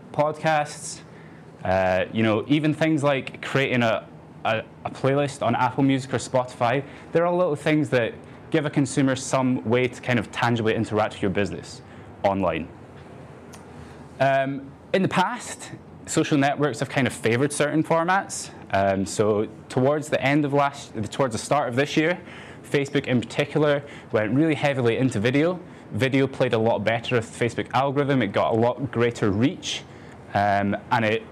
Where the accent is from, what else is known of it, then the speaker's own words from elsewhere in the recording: Edinburgh, Scotland, United Kingdom; I'm 23. I'm from Edinburgh.